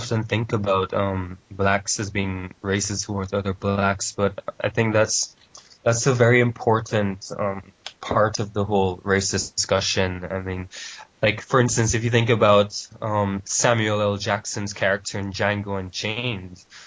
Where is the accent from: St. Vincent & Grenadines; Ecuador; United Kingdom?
St. Vincent & Grenadines; also born or lived in Jamaica; I was born in Jamaica, but I grew up in a smaller island called St. Vincent